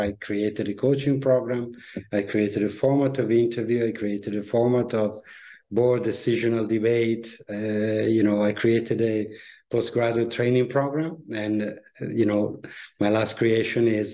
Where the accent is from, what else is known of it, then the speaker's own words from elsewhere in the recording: Italy; moved away as an adult; also born or lived in Milan, Italy / Paris, France / London, United Kingdom; I grew up in Italy, studied at the business schools in Milan